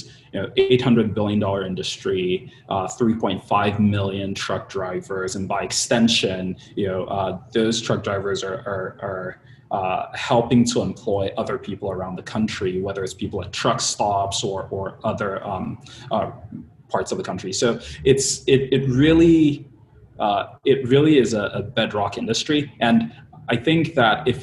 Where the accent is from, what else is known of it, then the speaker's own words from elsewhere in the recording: Nigeria; moved away as an adult; also born or lived in Pennsylvania, United States / Baltimore, United States; now in Bay Area, United States; I was born and raised in Nigeria, moved out to the States 13 and a half years ago for college